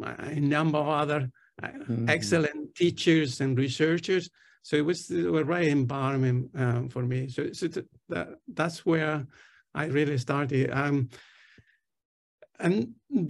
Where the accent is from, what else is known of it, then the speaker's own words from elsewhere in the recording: Tenerife, Canary Islands, Spain; English is a second language; moved away as an adult; also born or lived in Barcelona, Spain / Austin, Texas, United States; now in London, United Kingdom; I'm originally from Spain, from the Canary Islands, close to Africa, an island called Tenerife.